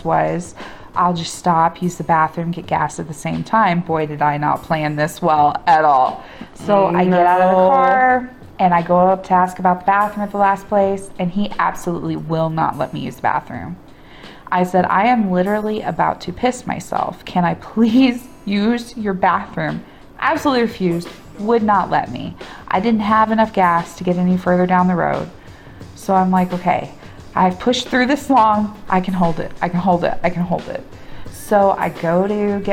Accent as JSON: {"language": "English", "region": "Midwest", "country": "United States", "said": "As a Midwesterner"}